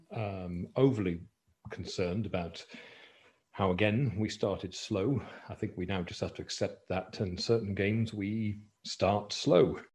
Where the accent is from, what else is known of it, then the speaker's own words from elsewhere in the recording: Banbridge, Northern Ireland, United Kingdom; growing up in Banbridge, Northern Ireland